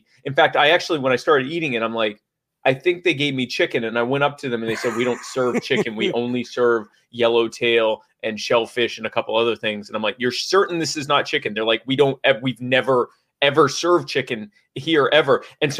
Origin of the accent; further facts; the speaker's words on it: the South, United States; I'm from the South. We salt our salt.